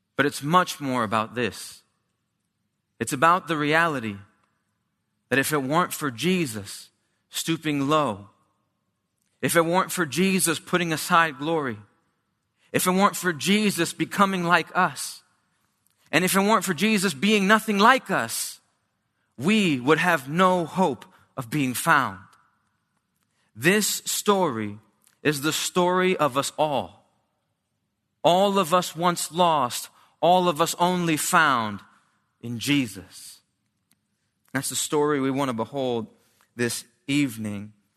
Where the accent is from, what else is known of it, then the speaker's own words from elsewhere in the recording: New Jersey, United States; I grew up in New Jersey, uh, small Hispanic church in Haddonfield, uh, Camden at one point